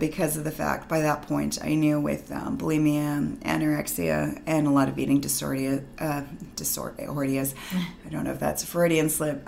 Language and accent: English; Vancouver, British Columbia, Canada; I'm born and raised in Vancouver